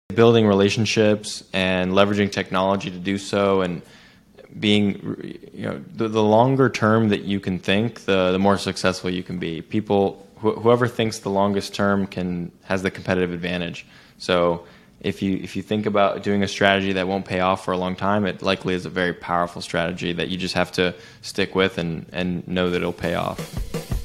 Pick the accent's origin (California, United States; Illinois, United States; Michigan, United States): California, United States; Silicon Valley; my background is I grew up in Silicon Valley, California.